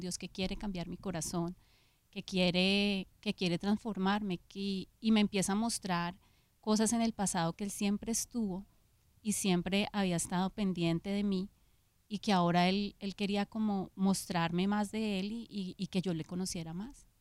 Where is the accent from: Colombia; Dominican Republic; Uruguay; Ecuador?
Colombia; Bogotá; nací en Colombia, en Bogotá